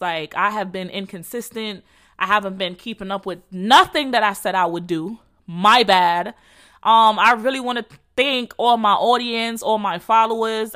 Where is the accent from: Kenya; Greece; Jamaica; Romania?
Jamaica; accent: Jamaican; I'm Jamaican, so excuse my my accent.